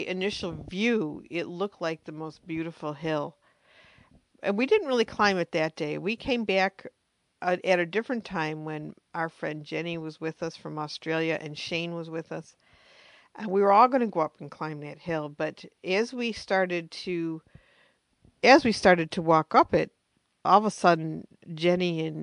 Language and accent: English; United States; me being American